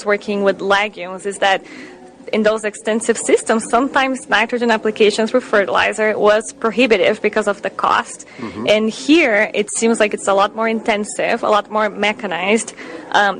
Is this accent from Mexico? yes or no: no; Brazil; English is a second language; moved away as an adult; now in Wisconsin, United States; Yes, I do have a little bit of an accent. So I grew up in Brazil